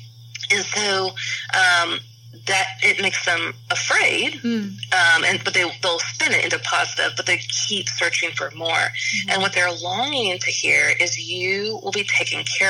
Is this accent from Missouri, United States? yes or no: yes; Kansas City, Missouri, United States; where I grew up in Kansas City